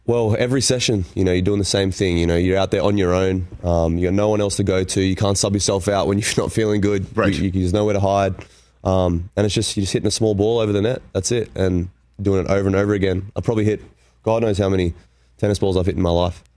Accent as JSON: {"language": "English", "town": "Canberra", "region": "Australian Capital Territory", "country": "Australia", "tie": "born or raised there", "said": "I grew up in Canberra"}